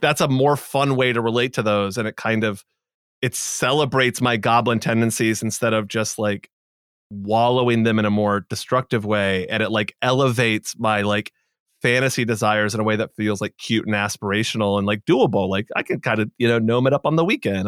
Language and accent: English; Boston, Massachusetts, United States; I'm from Boston